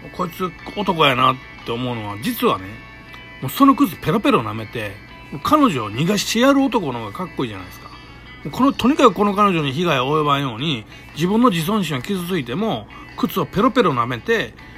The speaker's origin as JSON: {"language": "Japanese", "town": "Kobe", "region": "Hyogo", "country": "Japan", "tie": "born or raised there", "said": "僕って、あの、神戸のね、ものすごい下町で育ったんですよ。"}